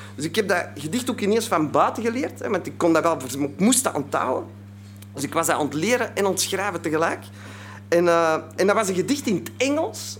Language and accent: Dutch; Antwerp, Flanders, Belgium; ik kom uit Antwerpen, hè, dat zult je al horen, dus uit België